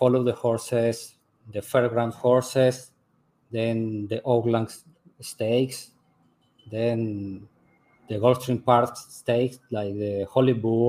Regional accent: Venezuela; English is a second language; moved away as an adult; now in Uruguay; I'm really Venezuelan. I was born in Venezuela, and I moved to Uruguay 5 years ago. I established here, and I live and work in a warehouse here.

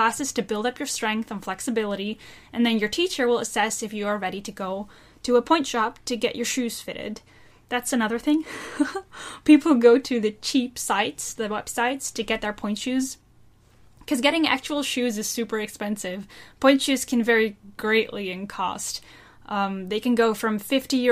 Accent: Netherlands; I'm from the Netherlands

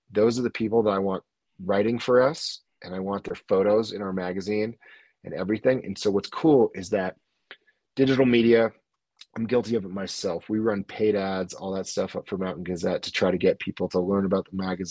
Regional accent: East Coast, United States; And I grew up in the East Coast, so I'm like, dude, you're in Connecticut.

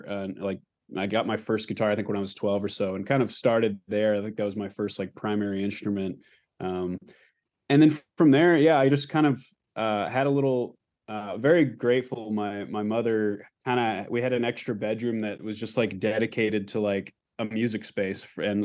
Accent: Anchorage, Alaska, United States; also born or lived in Texas; So I grew up in Anchorage, Alaska, and that's kind of where I was born, and then kind of spent some time between Alaska and Texas.

